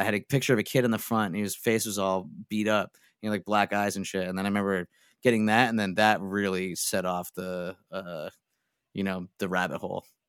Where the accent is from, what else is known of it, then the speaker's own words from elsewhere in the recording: Scranton, Pennsylvania, United States; moved away as an adult; now in Philadelphia, United States; then we moved back up to Scranton, and that was where I grew up